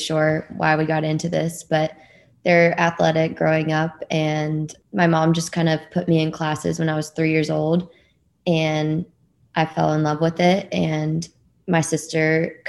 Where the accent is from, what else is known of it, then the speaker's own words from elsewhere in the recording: Dallas, Texas, United States; Yeah, I'm from Dallas, Texas, and I'm one of three girls.